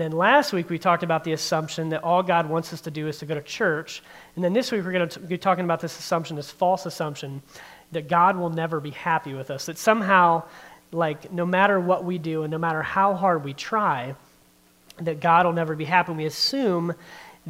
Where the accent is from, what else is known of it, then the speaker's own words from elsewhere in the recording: Barberton, Ohio, United States; also born or lived in Norton, Ohio; I grew up in the Barberton area. I graduated from Barberton High School, spent most of my childhood and then a lot of my young adult life in Barberton